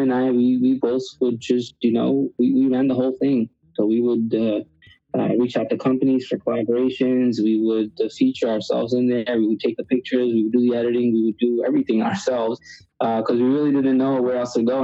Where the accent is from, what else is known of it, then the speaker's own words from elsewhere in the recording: New York City, New York, United States; also born or lived in India; I was born in India, raised in Queens, New York, where I've been most of my life, about 20-something years now